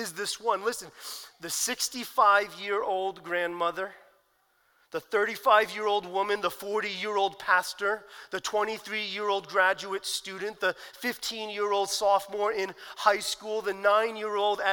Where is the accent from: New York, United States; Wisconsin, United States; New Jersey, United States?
New Jersey, United States; I grew up in New Jersey